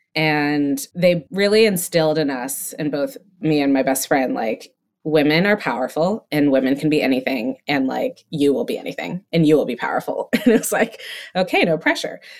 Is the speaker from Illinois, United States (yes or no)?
no; Connecticut, United States; also born or lived in Massachusetts; I grew up in Massachusetts, raised in Connecticut